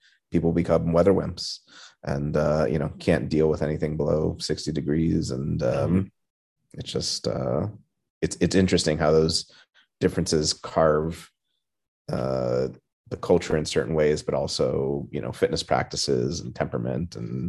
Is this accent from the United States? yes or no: yes; Southern California, United States; moved away; also born or lived in East Coast / Dallas, Texas / Huntington Beach, California; I was born on the East Coast, moved to Dallas, and then grew up for a bit in Southern California.